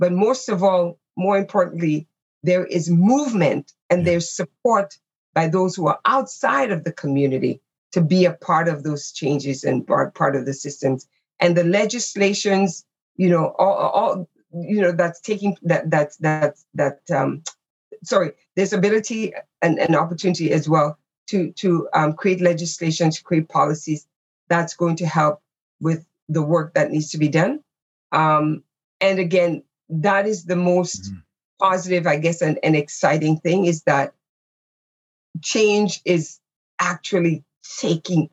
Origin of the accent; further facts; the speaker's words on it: Canada; who we are as Canadians